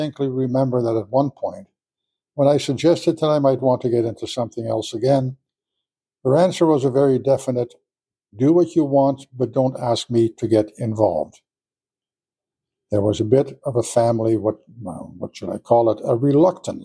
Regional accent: Ontario, Canada; moved away as an adult; also born or lived in Netherlands; now in Yorkton, Canada; Being a young guy from Ontario

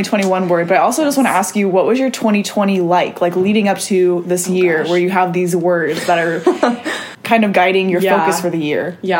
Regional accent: Midwest, United States; we're both from the Midwest

